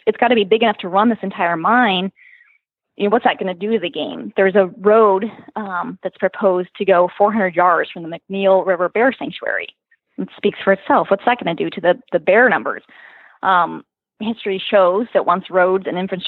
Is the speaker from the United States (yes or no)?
yes; Alaska Peninsula, United States; also born or lived in Central, Alaska; I grew up on the Alaskan Peninsula